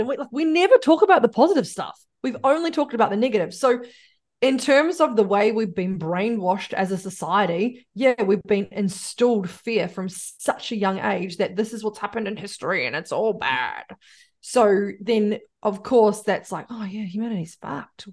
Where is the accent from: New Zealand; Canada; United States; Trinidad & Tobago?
New Zealand; I'm a Kiwi